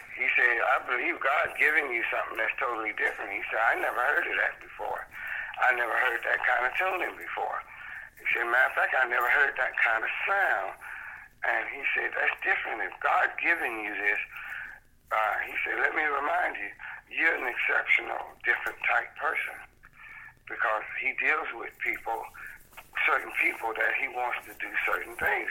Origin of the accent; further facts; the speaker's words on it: Cleveland, Ohio, United States; moved away as an adult; also born or lived in Detroit / Georgia; I was born and raised in Cleveland.